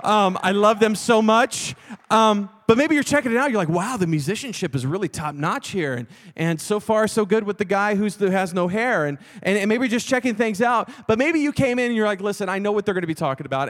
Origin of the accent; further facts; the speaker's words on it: Texas, United States; I'm from Texas